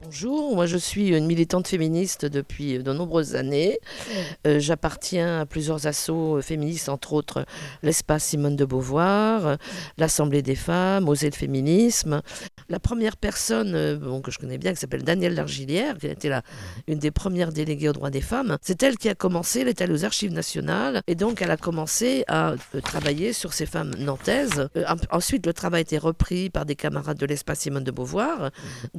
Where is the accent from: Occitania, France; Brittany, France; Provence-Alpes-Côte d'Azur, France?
Brittany, France; je suis bretonne